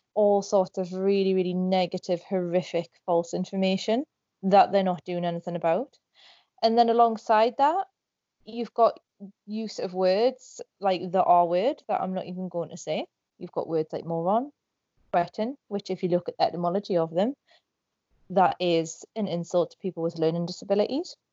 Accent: Northumberland, North East England, United Kingdom; I'm from Northumberland in England.

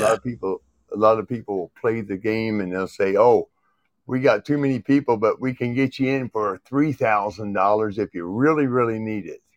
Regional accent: Indiana, United States; moved away as an adult; also born or lived in Georgia, United States / North Carolina, United States; raised in Indiana

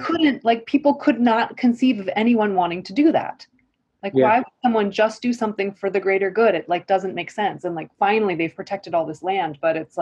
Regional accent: United States; as an American

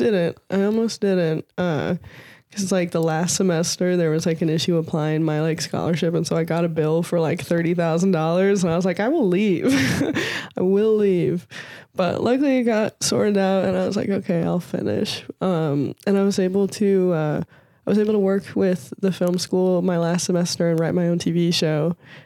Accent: St. Louis, Missouri, United States; also born or lived in Northern California; I'm from St. Louis originally, and then I finished high school in Northern California.

